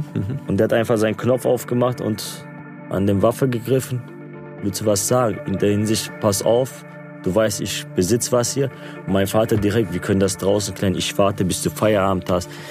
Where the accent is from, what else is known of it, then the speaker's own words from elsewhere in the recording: Gelsenkirchen, North Rhine-Westphalia, Germany; first language Turkish; German is a second language; ich hier geboren und aufgewachsen bin in Gelsenkirchen. Ich lebe noch hier